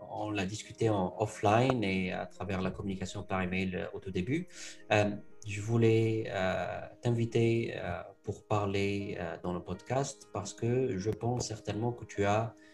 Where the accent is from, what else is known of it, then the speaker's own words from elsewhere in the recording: Tunisia; Notre nom nous renvoie à nos origines. Nous avons grandi en Tunisie, en Afrique du Nord. Zid, dans notre dialecte, signifie ajouter